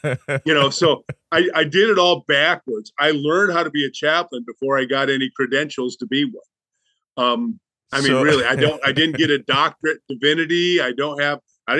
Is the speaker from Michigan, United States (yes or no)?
yes; Lansing, Michigan, United States; moved away as an adult; also born or lived in Chicago, Illinois / Bible Belt; I grew up in Lansing, Michigan